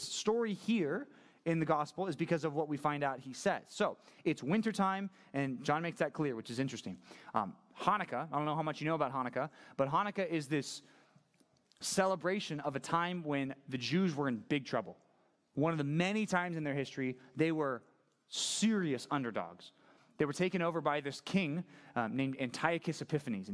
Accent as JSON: {"language": "English", "country": "United States", "said": "I'm just an American"}